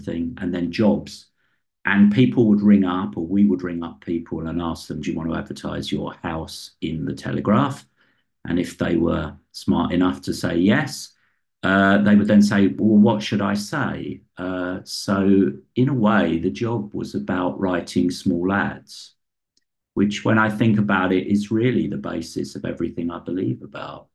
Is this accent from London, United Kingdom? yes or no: yes; London, United Kingdom; I come from West London, working class background.